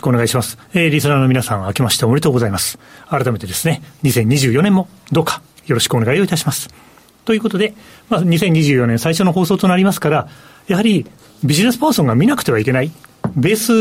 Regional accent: Aichi, Japan; 愛知県人

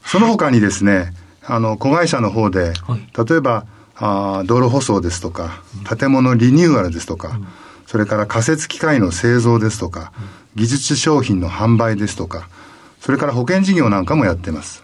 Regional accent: Toyama, Japan; moved away as an adult; also born or lived in Kyoto; 富山で育ったので

